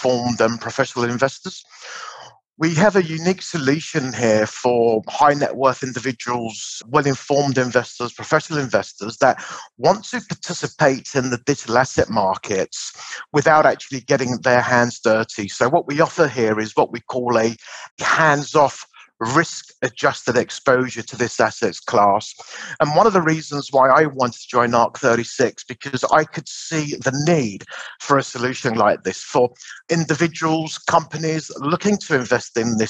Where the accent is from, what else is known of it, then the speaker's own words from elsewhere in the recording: Larnaca, Larnaca District, Cyprus; Larnaca, which is my hometown here in Cyprus